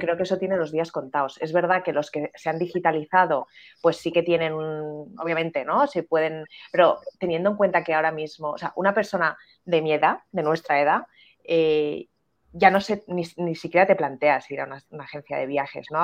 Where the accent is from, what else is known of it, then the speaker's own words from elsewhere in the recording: Spain; en España